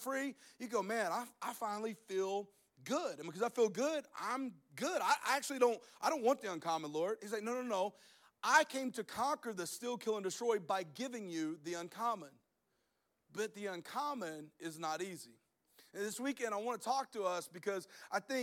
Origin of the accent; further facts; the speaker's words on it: Alabama, United States; I'm from Alabama